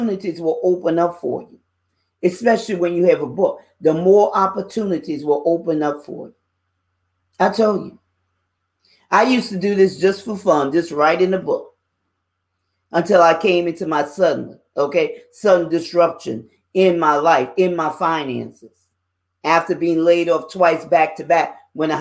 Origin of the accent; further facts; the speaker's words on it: New Orleans, Louisiana, United States; I'm a Louisiana girl. I was born and raised in New Orleans, Louisiana